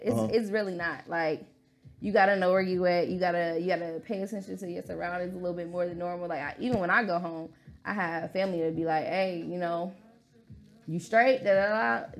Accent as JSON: {"language": "English", "town": "Chicago", "region": "Illinois", "country": "United States", "said": "My situation is very different because although I'm from Chicago, my mom was Army. Mm-hmm. So I grew up moving around a bit."}